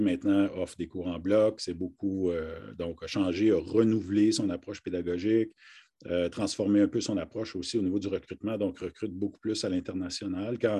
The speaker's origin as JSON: {"language": "French", "town": "Harty", "region": "Ontario", "country": "Canada", "tie": "born or raised there", "also_born_or_lived": "Kapuskasing, Ontario", "said": "je suis originaire d'une, de, en fait, d'un petit village qui s'appelle Harty"}